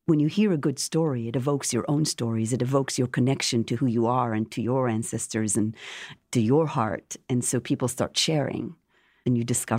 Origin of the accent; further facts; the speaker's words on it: Jerusalem, Jerusalem District, Israel; now in United States; And the book is a memoir of growing up in Jerusalem, coming to this country, meeting her, and the whole process of creating the show